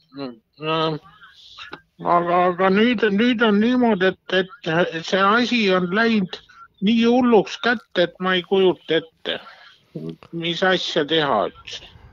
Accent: Lihula, Lääne County, Estonia; ma olen ju Lihulast ise

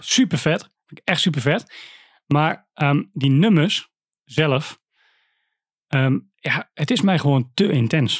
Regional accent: Wierden, Overijssel, Netherlands; bij ons in Wierden

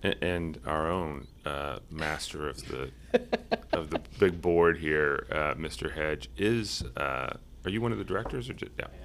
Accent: Cincinnati, Ohio, United States; I grew up in Cincinnati

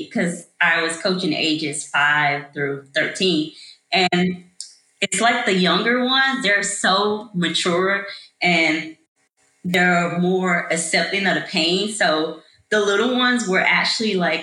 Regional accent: Atlanta, Georgia, United States; originally I'm from Atlanta, Georgia. So that's all the Atlanta public school system schools.

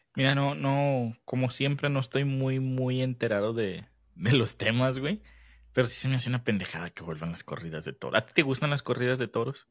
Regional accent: Mexico; nos unimos como mexicanos

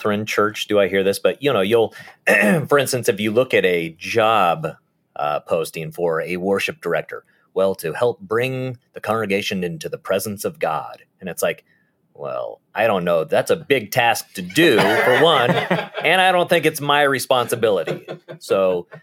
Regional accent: Nebraska, United States; we're from Nebraska

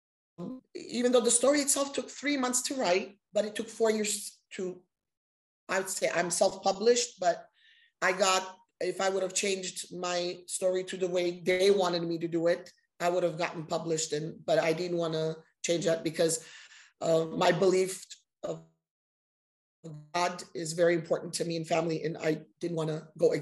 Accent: Los Angeles, California, United States; I was raised here in Los Angeles, and I'm very happy that I was raised here

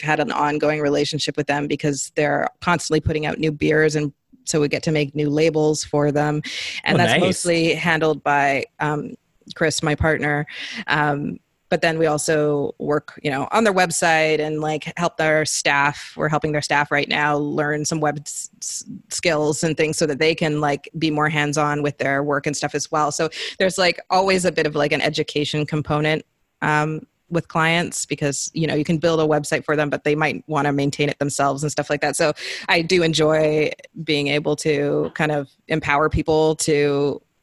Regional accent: British Columbia, Canada; also born or lived in Zambia; growing up in the Pacific Northwest, Canada

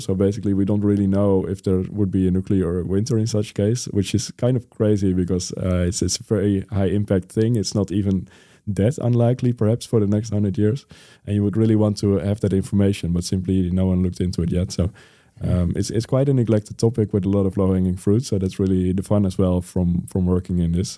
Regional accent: Netherlands; my home country, the Netherlands

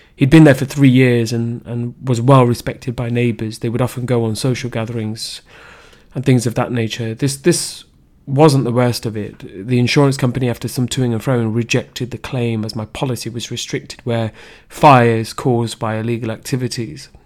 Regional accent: Leicester, East Midlands, United Kingdom; I was raised in Leicester, the Belgrave area to be specific

